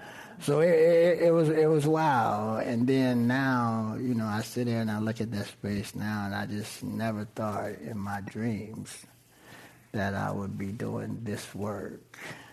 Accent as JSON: {"language": "English", "town": "San Francisco", "region": "California", "country": "United States", "tie": "born or raised there", "said": "I'm born and raised in the Western Addition. Went to Golden Gate. When I say truly born and raised, I was born at Mount Zion Hospital. I went to Golden Gate Elementary School, that's now Creative Arts."}